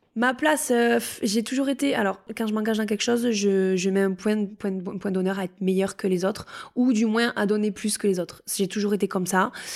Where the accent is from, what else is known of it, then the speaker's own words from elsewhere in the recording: Couloumé-Mondebat, Occitania, France; moved away as an adult; also born or lived in Pau; j'ai grandi à Couloumé-Mondebat, dans le Gers, dans les coteaux de plaisance du Gers